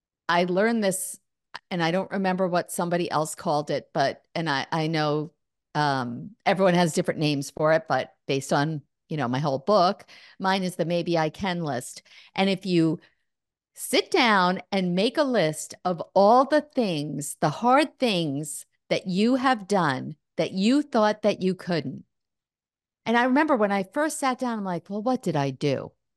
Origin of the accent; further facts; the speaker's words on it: New York, United States; now in New Jersey, United States; I'm across the river in New Jersey, but I'm actually not from New York City, but from Long Island. So part of New York.